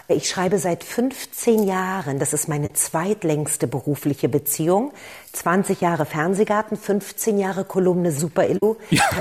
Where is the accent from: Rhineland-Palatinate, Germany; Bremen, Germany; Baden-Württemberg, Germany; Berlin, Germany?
Berlin, Germany; Ich bin ja aus der ehemaligen äh, DDR, also ich bin in Ostberlin geboren